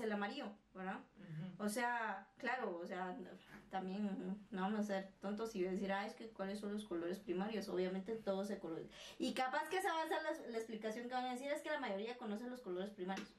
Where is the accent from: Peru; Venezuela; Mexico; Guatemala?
Guatemala; nosotros como guatemaltecos